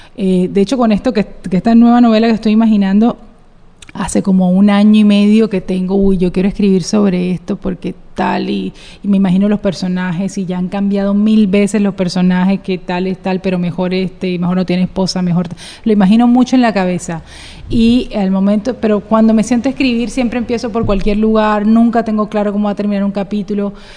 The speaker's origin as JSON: {"language": "Spanish", "town": "Cartagena", "region": "Bolívar", "country": "Colombia", "said": "como buena cartagenera"}